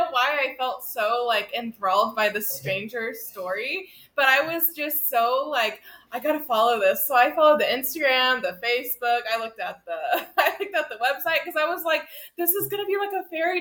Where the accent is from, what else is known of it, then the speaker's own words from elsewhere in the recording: the South, United States; we're from the South and it's very much a Southern mindset